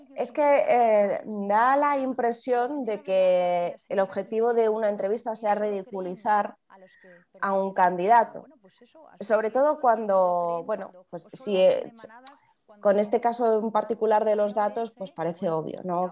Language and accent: Spanish; Spain; Nosotros, los españoles, no podemos salir de nuestra comunidad autónoma.